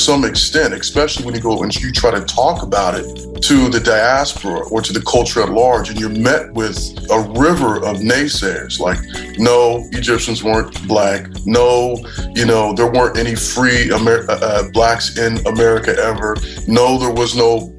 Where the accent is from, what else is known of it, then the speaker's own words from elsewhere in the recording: San Diego, California, United States; I was born and raised right here in San Diego, California